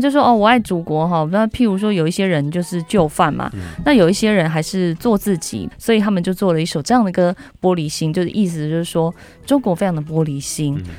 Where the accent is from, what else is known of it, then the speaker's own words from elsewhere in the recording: Taiwan; 我们台湾人